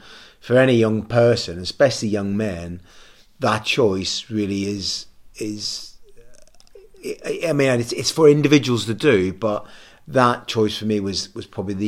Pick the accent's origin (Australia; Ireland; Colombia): Ireland; I'm always an Irishman. I always am a greenhorn when Ireland are playing rugby.